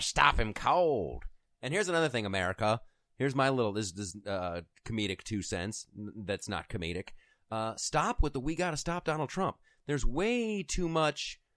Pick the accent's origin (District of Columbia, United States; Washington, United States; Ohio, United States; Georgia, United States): Ohio, United States; I'm from Ohio